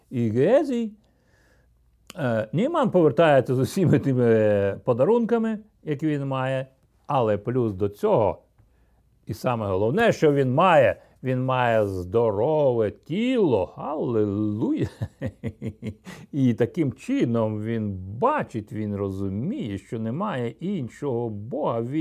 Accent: Ukraine; also born or lived in Russia; де 5-6 років я з Росії повернувся в це село за, біля Білорусі і Росії. Якраз було видно той міст, який вів через річку до Чорнобиля

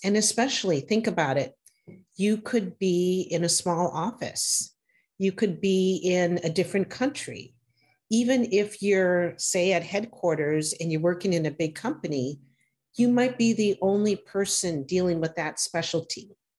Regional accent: Wisconsin, United States; my home state of Wisconsin

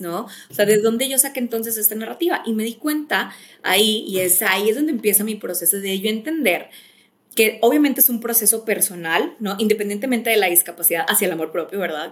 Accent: Monterrey, Nuevo León, Mexico; moved away; also born or lived in Mexico City; Soy mexicana, originalmente, bueno, soy regia, pero yo digo que soy mitad regia, mitad chilanga. estoy viví mucho tiempo en Ciudad de México, ahorita vivo en Monterrey

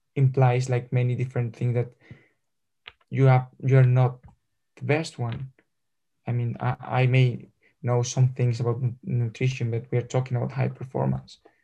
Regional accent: Madrid, Community of Madrid, Spain; English is a second language; I'm from Madrid

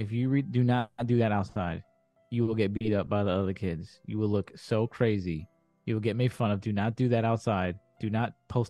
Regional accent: New York City, New York, United States; I'm from the Bronx. I'm not from Saratoga.

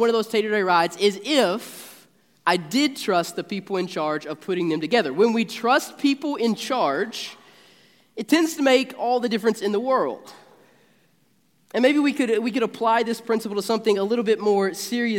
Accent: Marshall County, Kentucky, United States; I'm a Marshall Countyan, born and raised in Marshall County

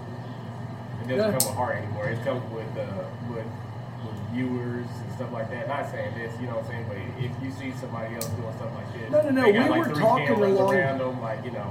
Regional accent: Kansas, United States; I'm from Kansas.

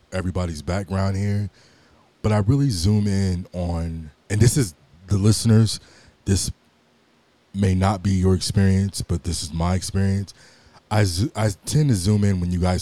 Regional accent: Los Angeles, California, United States; born and raised in Los Angeles

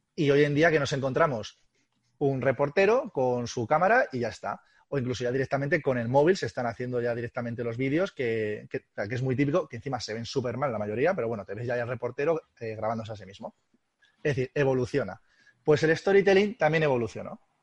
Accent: Albacete, Castilla-La Mancha, Spain; como somos gente de Albacete y somos gente, gente dura

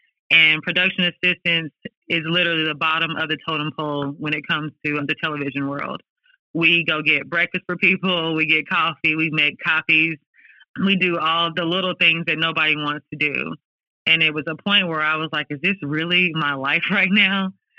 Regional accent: Martin, Tennessee, United States; Growing up in Martin gave me the opportunity to literally dream the biggest dream I could dare to dream.

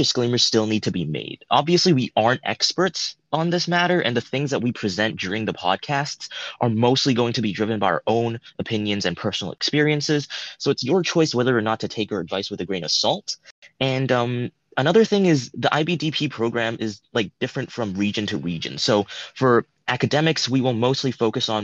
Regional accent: Hong Kong; We are four students from Hong Kong that study at a local school

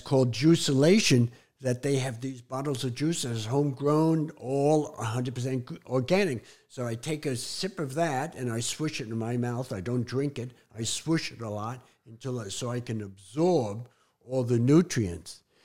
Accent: New York City, New York, United States; moved away; Growing up in New York City

